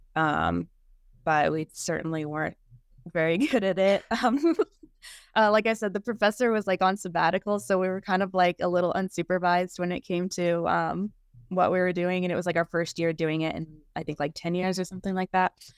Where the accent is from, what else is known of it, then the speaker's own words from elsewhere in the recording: California, United States; I grew up in California